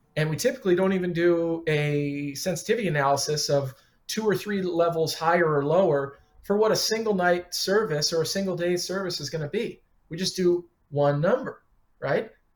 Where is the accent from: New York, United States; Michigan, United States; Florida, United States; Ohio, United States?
Michigan, United States; Detroit; moved away as an adult; also born or lived in Chicago; now in Philadelphia, United States; Got started when I was 15, parking cars and washing dishes in uh, Detroit. Worked through high school, uh, kept restaurant jobs into college, and then I moved to Chicago from Detroit